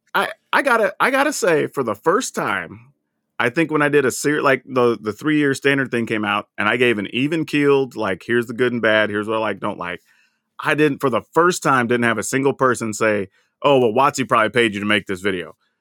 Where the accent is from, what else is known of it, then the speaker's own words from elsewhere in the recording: the South, United States; growing up in the South